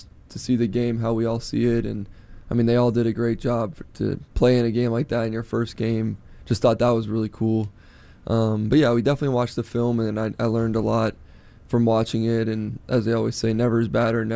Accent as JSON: {"language": "English", "region": "Florida", "country": "United States", "tie": "born or raised there", "moved": "yes", "said": "growing up in Florida and having those, like, you know, afternoon showers"}